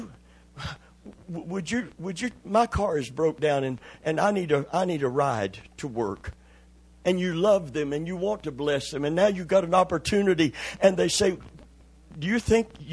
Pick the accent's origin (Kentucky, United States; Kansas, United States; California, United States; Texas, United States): Kentucky, United States; I'm from Kentucky